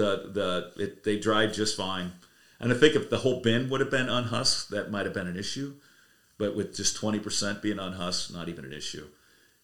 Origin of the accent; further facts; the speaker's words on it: Ohio, United States; now in South Royalton, Vermont, United States; I grew up out in Ohio